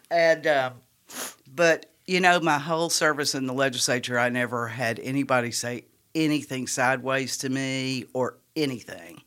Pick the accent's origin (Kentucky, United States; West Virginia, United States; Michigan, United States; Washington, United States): Kentucky, United States; Richmond; moved away; I'm originally from Kentucky